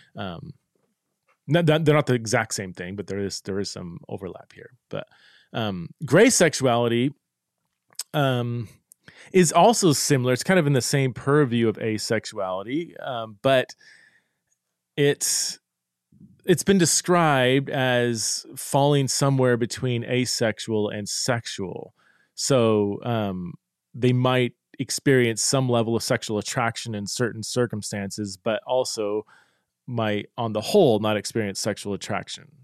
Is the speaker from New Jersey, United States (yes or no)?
no; Boise, Idaho, United States; here in my hometown